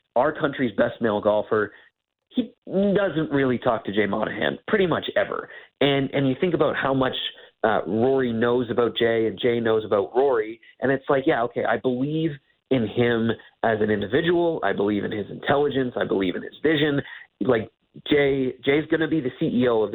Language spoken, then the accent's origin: English; Canada; as a Canadian